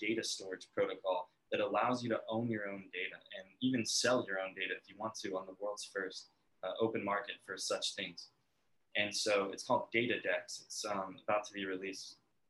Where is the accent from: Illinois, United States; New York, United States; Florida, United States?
Illinois, United States; Bethalto; Yeah, so I grew up in Bethalto, Illinois.